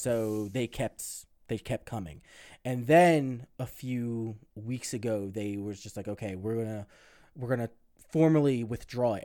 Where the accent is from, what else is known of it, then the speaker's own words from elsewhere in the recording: United States; speaking as an American